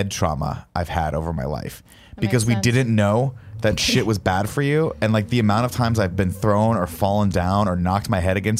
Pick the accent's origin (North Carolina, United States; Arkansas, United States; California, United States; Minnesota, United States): California, United States; Riverside; When I was a kid, well, I grew up in Riverside, California